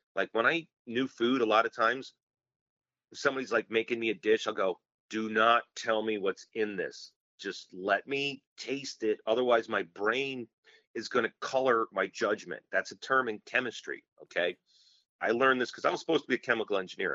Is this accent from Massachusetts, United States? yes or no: no; Blue Island, Illinois, United States; I grew up in Blue Island, Illinois, and that's on the south side of Chicago.